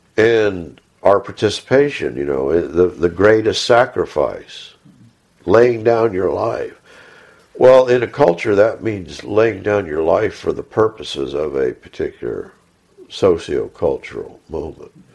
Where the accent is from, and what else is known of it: Texas, United States